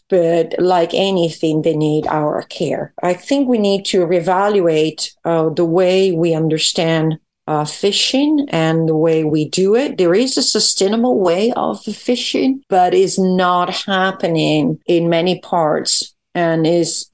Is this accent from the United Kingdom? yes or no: no; Verona, Veneto, Italy; moved away; I come from Verona